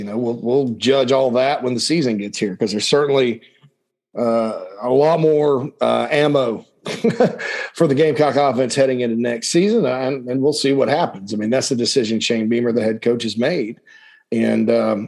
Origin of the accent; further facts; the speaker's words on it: upstate South Carolina, United States; moved away as an adult; also born or lived in Gainesville, Georgia / Nashville, Tennessee; I grew up in South Carolina. I love the state.